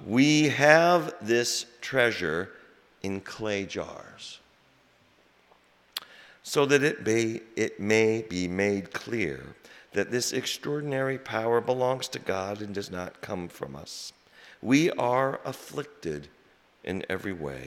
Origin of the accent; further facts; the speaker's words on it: Des Moines, Iowa, United States; moved away as an adult; also born or lived in Hutchinson, Kansas / Spencer, Iowa / New Jersey / South Boston; now in Boston, United States; I grew up in Des Moines, born in Kansas, Hutchinson, Kansas, on the other side of the rainbow. And I grew up in Des Moines